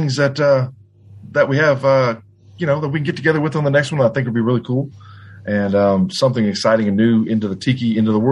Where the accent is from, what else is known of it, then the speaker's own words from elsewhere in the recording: Louisiana, United States; I'm from Louisiana and around not too far from the New Orleans area